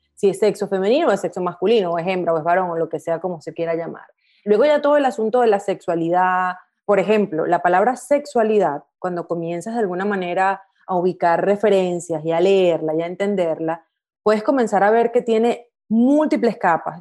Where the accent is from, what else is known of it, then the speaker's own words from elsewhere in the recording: Venezuela; crecí en Latinoamérica, crecí en Venezuela puntualmente